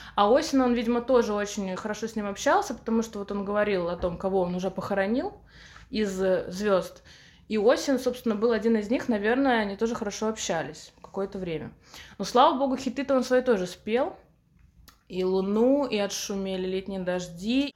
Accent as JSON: {"language": "Russian", "town": "Samara", "region": "Samara Oblast", "country": "Russia", "tie": "born or raised there", "said": "в Самаре, в моем родном городе"}